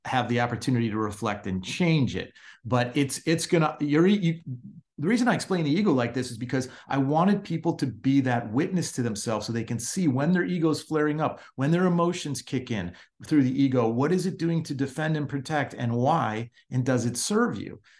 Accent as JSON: {"language": "English", "town": "Chicago", "region": "Illinois", "country": "United States", "tie": "born or raised there", "said": "growing up in Chicago"}